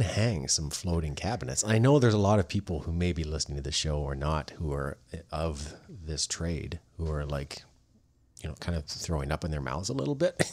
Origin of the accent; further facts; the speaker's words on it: Canada; I'm Canadian